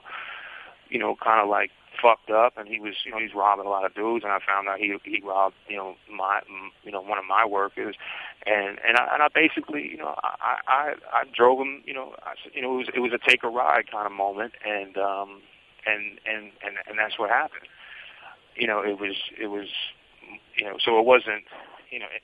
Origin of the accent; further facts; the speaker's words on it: New York City, New York, United States; also born or lived in Brooklyn; I grew up in Hell's Kitchen